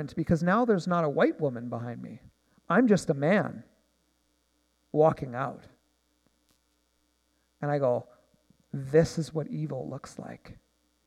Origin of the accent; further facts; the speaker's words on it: Nanaimo, British Columbia, Canada; I'm from Nanaimo